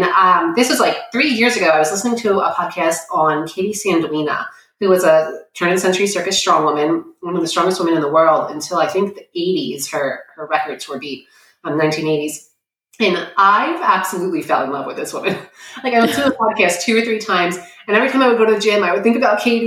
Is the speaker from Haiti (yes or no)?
no; New York, United States; I'm from New York.